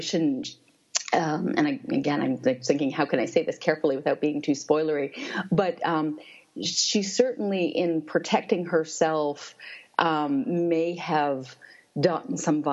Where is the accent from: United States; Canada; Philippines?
Canada; Toronto, Ontario; I grew up in Toronto, which is, I think, still called the most multicultural city in the world.